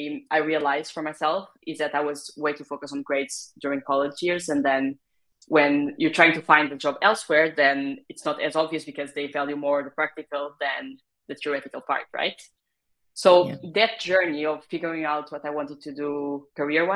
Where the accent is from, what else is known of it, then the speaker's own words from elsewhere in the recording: Portugal; moved away as an adult; also born or lived in France; So I come from Portugal originally. That's where I did most of my education, most of my college years as well